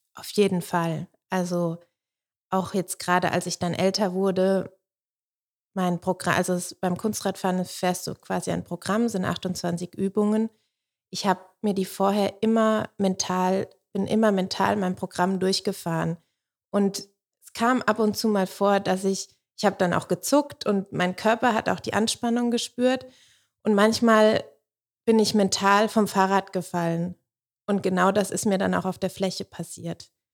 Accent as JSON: {"language": "German", "town": "Sulzbach am Main", "region": "Bavaria", "country": "Germany", "tie": "born or raised there", "also_born_or_lived": "Stuttgart", "moved": "as an adult", "said": "da, wo ich herkomme aus Soden, das war damals eine Hochburg."}